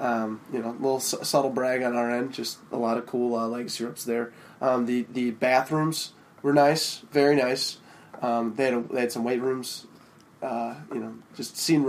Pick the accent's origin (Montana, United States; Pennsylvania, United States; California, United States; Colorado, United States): Colorado, United States; Denver; I'm the oldest of five. I'm from Denver.